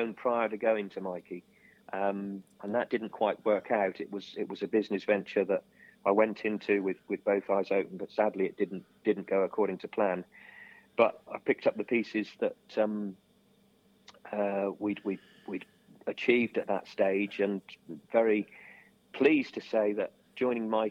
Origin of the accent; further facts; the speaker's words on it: Street, South West England, United Kingdom; we actually went to school together in Street